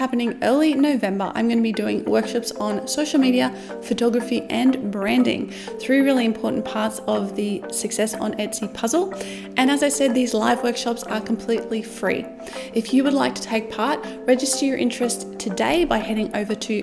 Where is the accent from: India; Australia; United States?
Australia; as an Australian